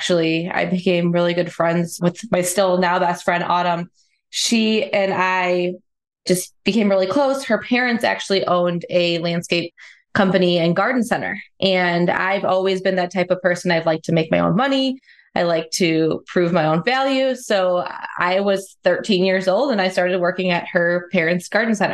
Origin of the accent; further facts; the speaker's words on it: Chicagoland area, Illinois, United States; I grew up in the Chicagoland area